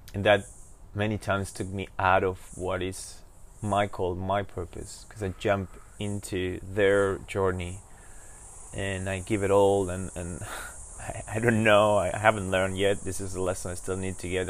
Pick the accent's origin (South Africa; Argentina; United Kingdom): Argentina; Buenos Aires; I was born in Argentina in Buenos Aires